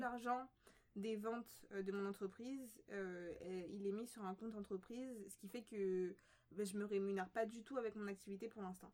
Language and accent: French; Paris, Île-de-France, France; on est nés en France. Du coup, euh, bah, toute notre vie, on l'a vécu en France, plus précisément bah, la, plupart de notre vie, en fait, à, Paris, dans le 19e arrondissement.